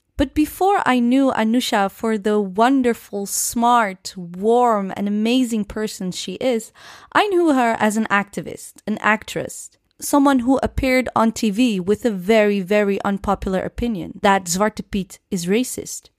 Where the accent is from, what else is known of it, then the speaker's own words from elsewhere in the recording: Netherlands; born and raised in the Netherlands, Muslim and proud African